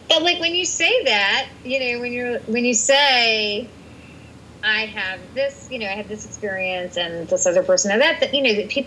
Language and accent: English; India; I'm Indian and I'm a woman. I'm a little loud and I'm definitely short.